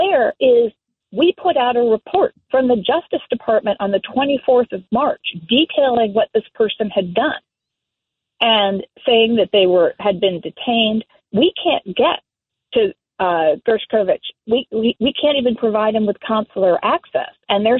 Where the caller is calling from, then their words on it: Philadelphia, Pennsylvania, United States; First things first, I'm dialing in from Philadelphia